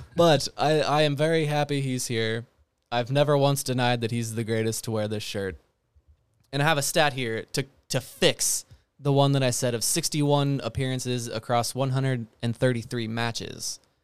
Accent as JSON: {"language": "English", "country": "United States", "said": "I'm an American."}